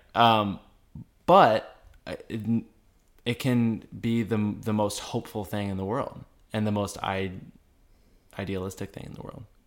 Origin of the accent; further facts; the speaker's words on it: Detroit, Michigan, United States; moved away as an adult; now in New York, United States; We are from Detroit